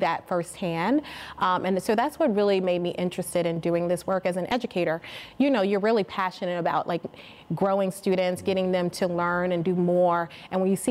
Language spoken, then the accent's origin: English; Chicago, Illinois, United States; also born or lived in New York City / Washington, District of Columbia, United States; I'm actually from Chicago, but I spent the latter part of my teens in a western suburban Chicago area